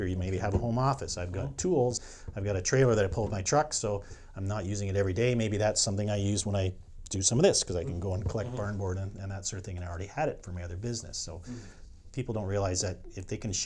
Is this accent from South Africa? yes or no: no; St. George, Ontario, Canada; he was a dairy farmer when I was growing up in St. George, Ontario.